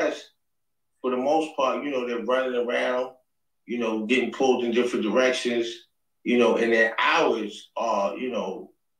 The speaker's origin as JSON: {"language": "English", "town": "New York City", "region": "New York", "country": "United States", "said": "I'm from Queens Ridge Projects. That's the world's largest housing projects in Queens, New York City"}